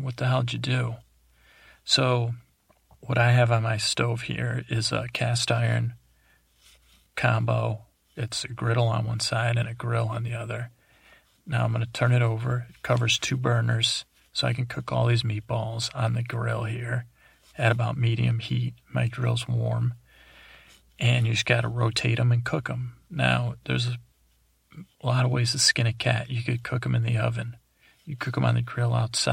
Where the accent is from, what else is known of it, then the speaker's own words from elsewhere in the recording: East Coast, United States; I grew up on the East Coast